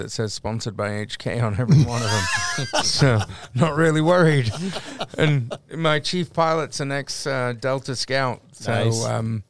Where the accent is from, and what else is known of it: London, United Kingdom; accent: Cockney; moved away